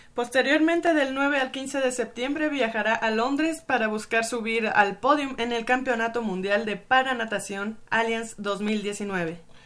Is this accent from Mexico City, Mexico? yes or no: yes; Mexico City, Mexico; soy sureña y, nací